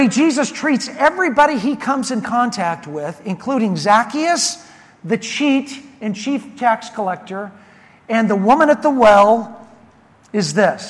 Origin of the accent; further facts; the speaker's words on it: Prineville, Oregon, United States; my hometown of Prineville, Oregon